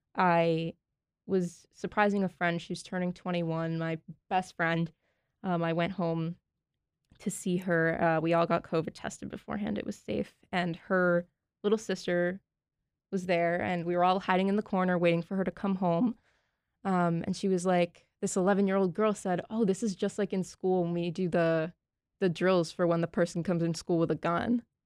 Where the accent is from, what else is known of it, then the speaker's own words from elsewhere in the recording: Massachusetts, United States; I'm from Massachusetts.